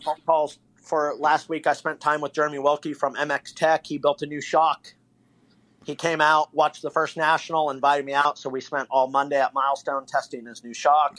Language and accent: English; Bay Area, California, United States; moved away; I'm from the Bay Area originally